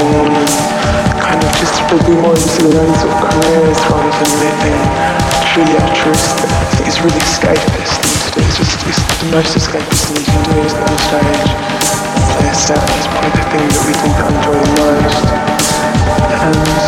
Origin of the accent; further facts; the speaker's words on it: Ilford, London, United Kingdom; I grew up in Ilford, sort of East London suburbs